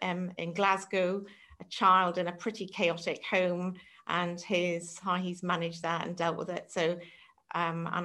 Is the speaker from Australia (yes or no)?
no; Ireland; moved away as an adult; now in England; I'm also from Ireland